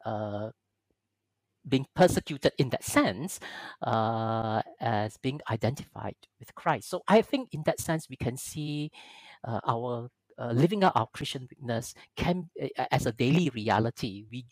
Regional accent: Malaysia; I come from Malaysia, a majority Muslim country.

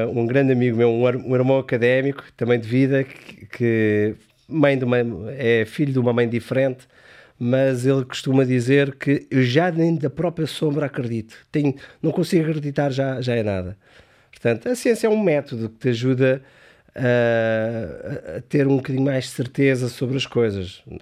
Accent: Amadora, Lisbon, Portugal; Não, eu sou da Amadora, é mais Brasil.

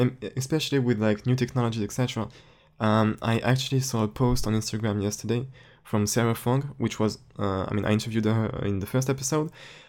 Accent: France; English is a second language; Yeah. And that's like it's weird because I'm from France, and in France everything is a bit smaller than the US

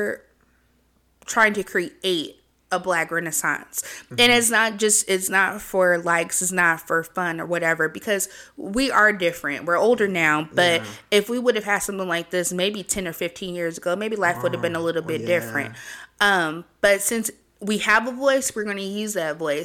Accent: Oakland, California, United States; now in Southern California, United States; I'm from Oakland. Even though I've been living in SoCal for a long time

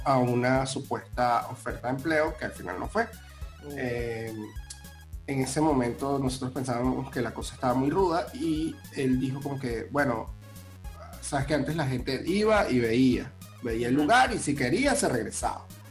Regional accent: Venezuela; moved away as an adult; now in Panama; ambos somos venezolanos

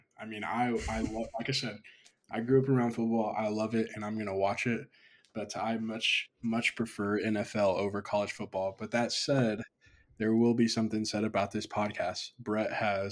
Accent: Dallas-Fort Worth area, Texas, United States; I grew up in the Dallas-Fort Worth area

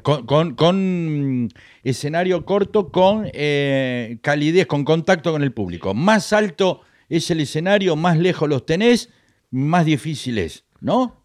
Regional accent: Venezuela; moved away as an adult; now in Argentina; rutina que me funcionaba en mi país, acá no me funcionaba

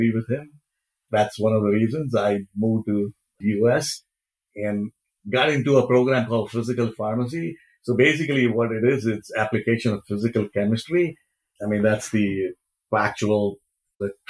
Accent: Mumbai, Maharashtra, India; moved away as an adult; also born or lived in Cincinnati, Ohio, United States; now in United States; I was born in India. I immigrated to US in 1980

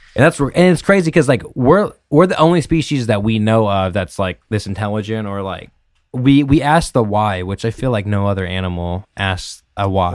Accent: Merced, California, United States; I've been born and raised in Merced

